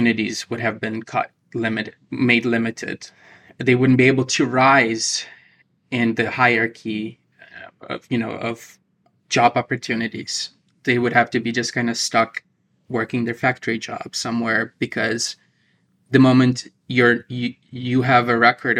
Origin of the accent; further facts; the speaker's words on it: Ukraine; moved away as an adult; now in United States; my generation of Ukrainians, we have no memory of what Soviet Union was like. I was born in 1990